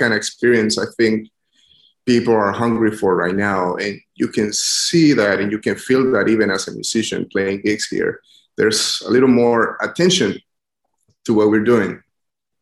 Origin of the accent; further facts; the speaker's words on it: San Pedro Sula, Cortés, Honduras; moved away as an adult; also born or lived in Baton Rouge, Louisiana; now in New Orleans, United States; I am from Honduras. I grew up in the city of San Pedro Sula.